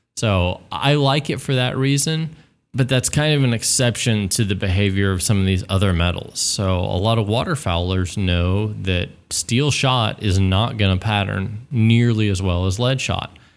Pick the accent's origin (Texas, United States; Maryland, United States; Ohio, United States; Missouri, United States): Texas, United States; as a Texan, you know, growing up dove hunting